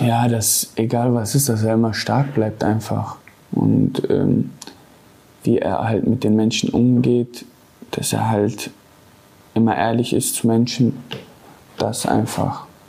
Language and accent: German; Gelsenkirchen, North Rhine-Westphalia, Germany; Ich bin in Gelsenkirchen geboren, bin hier zur Schule gegangen auf Bergerfeld